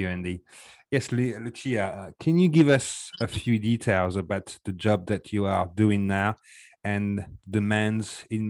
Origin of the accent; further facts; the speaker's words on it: France; accent: French; English is a second language; I think that's my French accent